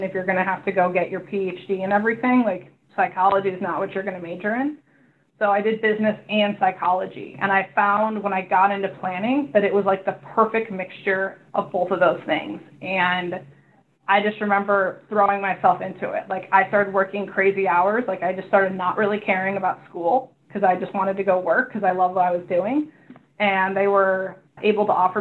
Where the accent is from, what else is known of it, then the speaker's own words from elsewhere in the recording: Chicago, Illinois, United States; moved away as an adult; now in California, United States; I came from the Midwest. I'm from Chicago originally